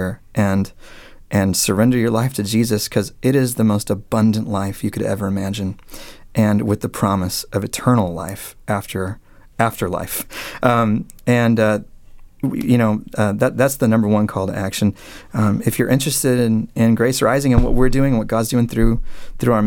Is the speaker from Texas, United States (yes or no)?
yes; Dallas, Texas, United States; moved away as an adult; now in Annapolis, United States; we moved from the Dallas area, which is where I'm from, all the way to Annapolis, Maryland